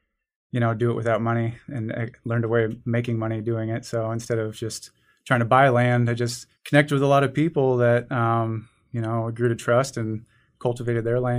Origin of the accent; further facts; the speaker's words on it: Omaha, Nebraska, United States; when I was growing up in South Omaha, there was a little woodlot near my house.